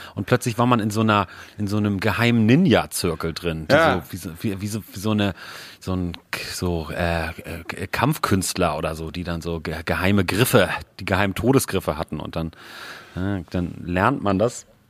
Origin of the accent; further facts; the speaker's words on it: Hamburg, Germany; wir sind ja beide in Hamburg aufgewachsen